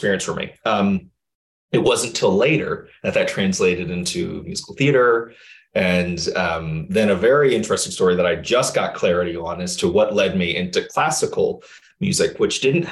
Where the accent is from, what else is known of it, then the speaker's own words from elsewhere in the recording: Chicago, Illinois, United States; I grew up in the South Side of Chicago